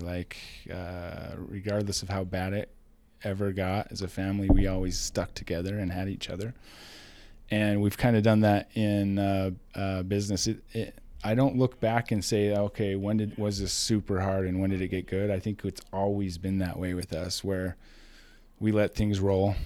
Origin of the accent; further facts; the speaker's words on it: Rexburg, Idaho, United States; small town, Idaho boy.